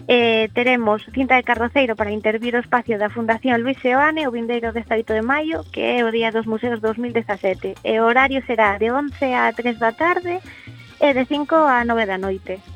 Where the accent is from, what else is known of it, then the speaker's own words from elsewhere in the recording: Santiago de Compostela, Galicia, Spain; also born or lived in Ourense; Eu son de Santiago.